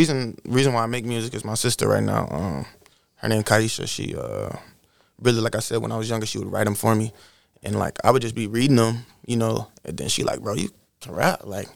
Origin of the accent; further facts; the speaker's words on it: Iowa, United States; I'm from Iowa. I'm an Iowa baby. Midwest.